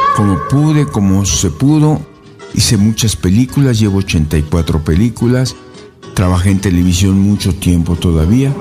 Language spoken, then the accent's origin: Spanish; Puebla, Mexico; soy mexicano, yo soy poblano